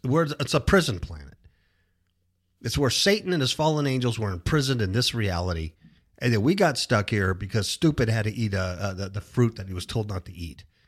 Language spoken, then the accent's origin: English; California, United States; moved away as an adult; now in Las Vegas, United States; We came from Cuckoo, California. One of the big reasons we left California, lifelong Californians, born and raised there, to a state like Nevada